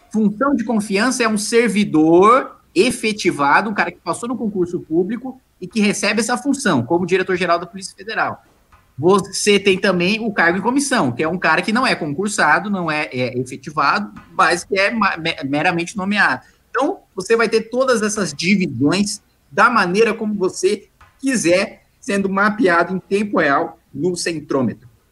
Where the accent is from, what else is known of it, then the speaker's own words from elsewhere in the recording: Paraíba, Brazil; eu sou da Paraíba